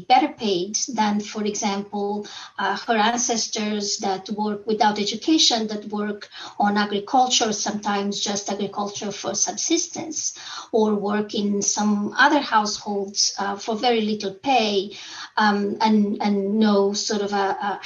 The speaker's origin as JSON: {"language": "English", "country": "Angola", "tie": "born or raised there", "moved": "yes", "said": "when I was a clinician in very poor areas where I was born in Angola"}